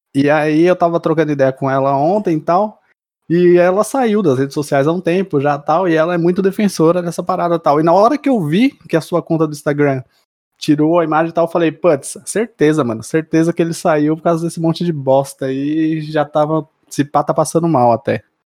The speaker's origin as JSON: {"language": "Portuguese", "town": "Mauá", "region": "São Paulo", "country": "Brazil", "said": "eu sou de Mauá"}